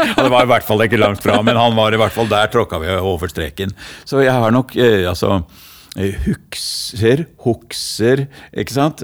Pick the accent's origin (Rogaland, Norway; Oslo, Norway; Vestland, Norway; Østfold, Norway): Oslo, Norway; accent: Oslo east (østkant) sociolect; jeg er jo fra Hellerud. Så dette er en Hellerud-slam, og nå går jeg over til det breie eh, språket fra Hellerud